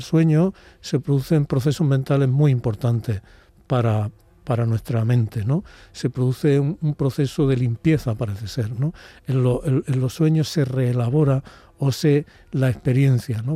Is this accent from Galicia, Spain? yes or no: no; Úbeda, Andalusia, Spain; born or raised there